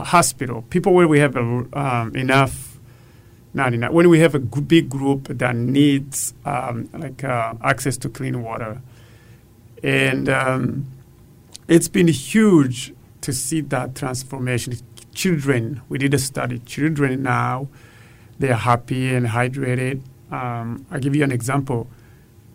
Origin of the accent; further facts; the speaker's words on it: Burundi; moved away as an adult; now in Austin, United States; Growing up in Burundi, I used to fetch water before and after school